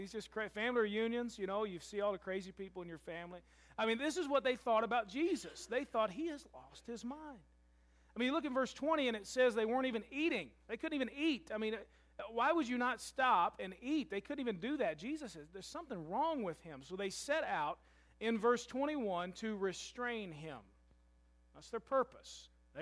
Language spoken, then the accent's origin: English; Louisville, Kentucky, United States; moved away as an adult; now in Murray, United States; I'm from Louisville